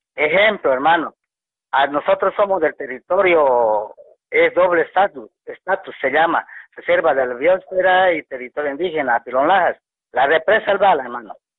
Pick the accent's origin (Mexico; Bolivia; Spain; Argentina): Bolivia; nosotros sí somos bolivianos